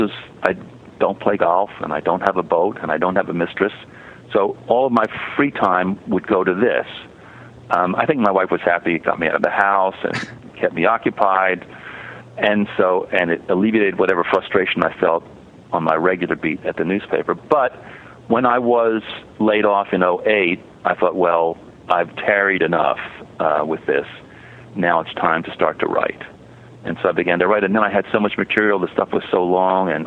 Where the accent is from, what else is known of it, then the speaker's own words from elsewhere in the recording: New Jersey suburbs, United States; moved away; I'm a Jew from the Jersey suburbs